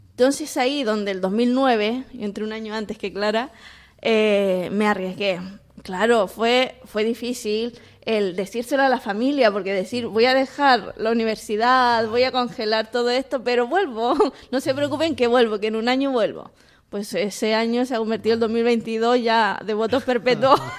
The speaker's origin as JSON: {"language": "Spanish", "town": "Iquique", "region": "Tarapacá", "country": "Chile", "also_born_or_lived": "Bolivia", "moved": "as an adult", "lives_now": "Spain", "said": "Yo soy del norte, de Iquique."}